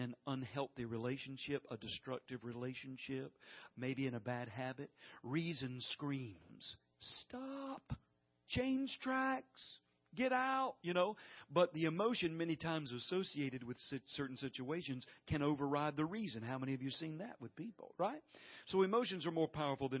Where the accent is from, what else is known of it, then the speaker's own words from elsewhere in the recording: the South, United States; we're from the South here